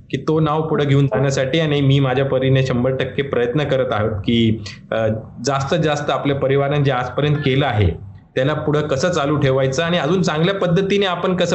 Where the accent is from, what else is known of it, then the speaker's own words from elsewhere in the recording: Ahmednagar, Maharashtra, India; मलाही गर्व वाटतो की मी अहमदनगरमध्ये जन्मलो आहोत आहोत आणि माझा जन्म नगरचा आहे माझा शिक्षण अहमदनगरमध्येच झाला कॉलेज सुद्धा मी नगरमध्येच शिकलो